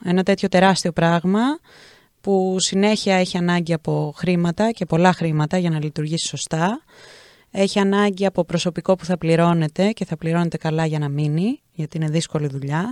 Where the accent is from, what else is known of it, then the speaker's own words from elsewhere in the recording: Greece; πώς μεγαλώνουμε στην Ελλάδα